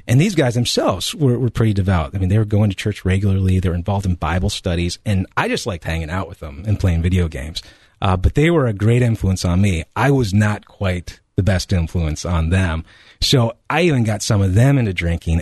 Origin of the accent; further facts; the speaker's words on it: Colorado, United States; now in Ohio, United States; I'm originally from Colorado, uh, or what I refer to as the Promised Land.